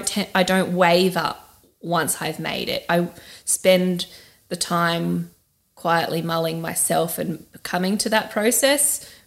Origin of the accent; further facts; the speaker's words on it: Australia; moved away; as an Australian